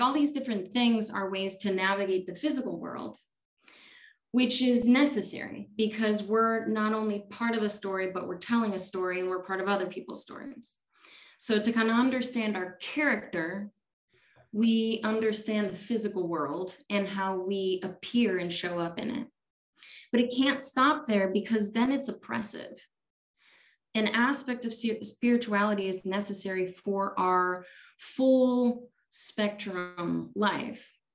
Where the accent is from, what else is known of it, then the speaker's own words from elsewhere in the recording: Chicago, Illinois, United States; also born or lived in India; now in Tucson, United States; I grew up in Chicago